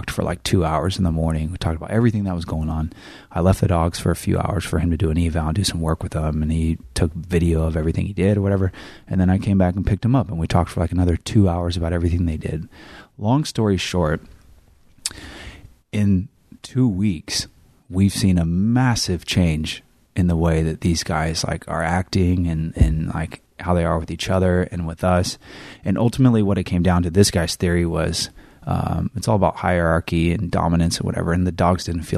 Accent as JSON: {"language": "English", "region": "Northern California", "country": "United States", "moved": "yes", "said": "I came from Northern California and we said grocery store"}